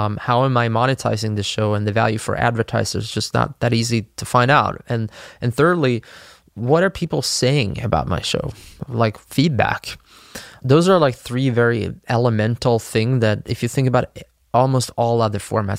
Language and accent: English; Sweden; my home country, Sweden